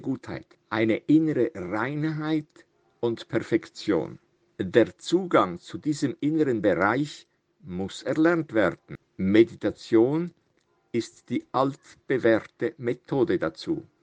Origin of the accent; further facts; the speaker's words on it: Italian Switzerland, Switzerland; also born or lived in Zürich; Ich bin 1944 in Zürich geboren, habe aber immer in der italienischen Schweiz gelebt.